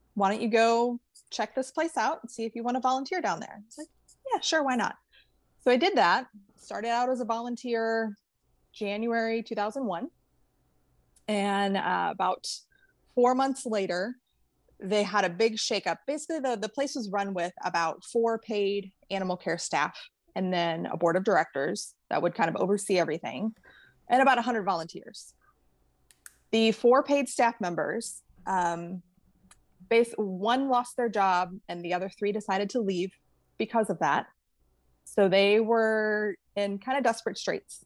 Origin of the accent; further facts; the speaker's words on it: St. Louis, Missouri, United States; moved away; I actually grew up in the Midwest. I'm from St. Louis.